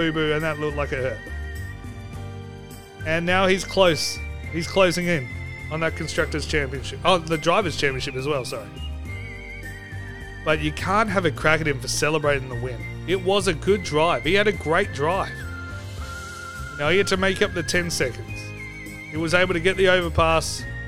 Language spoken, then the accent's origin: English; Australia; I'm Australian